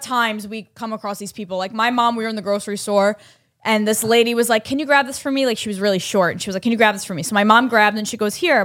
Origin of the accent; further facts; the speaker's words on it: New York, United States; I'm from New York